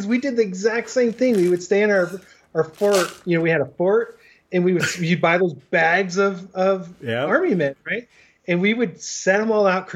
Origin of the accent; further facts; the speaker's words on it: Colorado Springs, Colorado, United States; I grew up in Colorado Springs